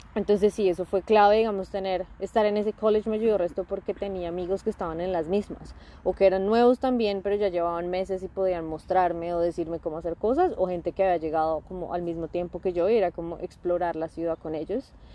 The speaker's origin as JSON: {"language": "Spanish", "region": "Bogotá", "country": "Colombia", "moved": "as an adult", "lives_now": "Adelaide, Australia", "said": "yo soy bogotana"}